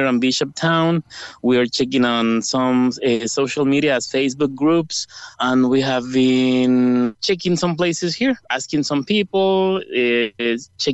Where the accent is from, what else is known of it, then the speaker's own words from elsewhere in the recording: El Salvador; English is a second language; moved away as an adult; now in Ireland; I'm from El Salvador